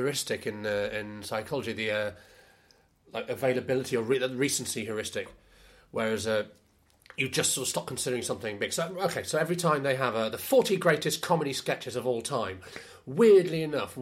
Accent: Shipley, Yorkshire and the Humber, United Kingdom; also born or lived in Leeds; I was born in Leeds. I'm from West Yorkshire generally. Generally, just nowhere specific, just the moors. Yeah, I grew up in Shipley, which is sort of between Leeds and Bradford.

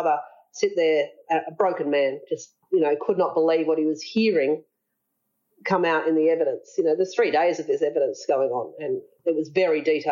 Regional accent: Australia; we're Australian

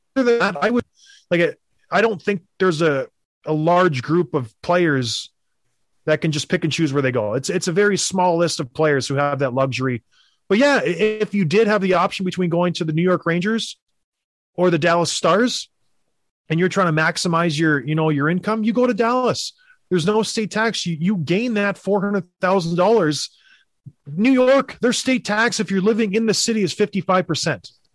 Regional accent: Canada; when I was growing up in Canada

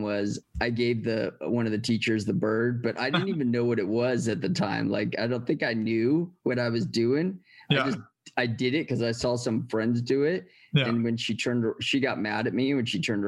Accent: San Bernardino, California, United States; I grew up in San Bernardino, which is like about an hour outside of LA, not too far

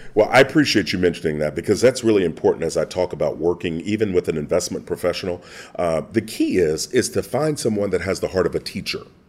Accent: Kentucky, United States; growing up in Kentucky

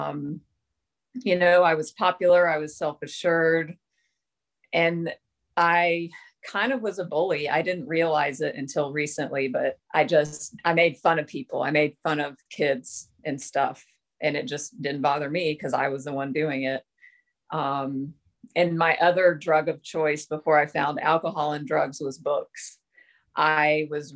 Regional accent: Texas, United States; accent: American; moved away; I grew up in Texas

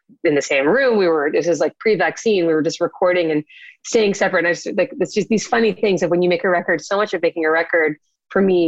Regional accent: Boston, Massachusetts, United States; moved away as an adult; also born or lived in New York / Florida; now in Orlando, United States; I live in Florida right now, but I grew up in Boston

